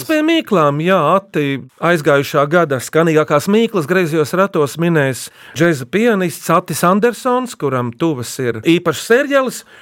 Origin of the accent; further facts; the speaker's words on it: Preiļi, Preiļi Municipality, Latvia; Es pats esmu no Prēļiem, un šī rīta domu biedrs … no Talsiem arī sadomājām šo mīklu.